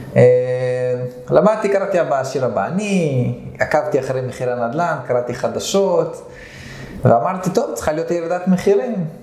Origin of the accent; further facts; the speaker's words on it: Nof HaGalil, Northern District, Israel; moved away as an adult; now in Herzliya, Israel; אז בגיל שנה עליתי לארץ, לנוף הגליל